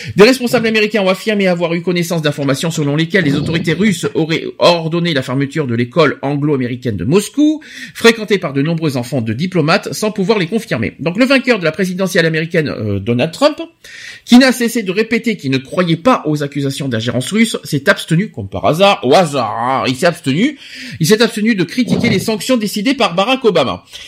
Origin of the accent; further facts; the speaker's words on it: France; chez nous en France